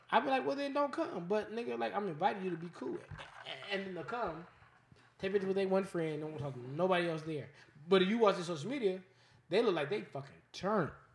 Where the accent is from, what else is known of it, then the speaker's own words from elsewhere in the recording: Las Vegas, Nevada, United States; I'm born and raised in Vegas. I, I've only lived in Vegas.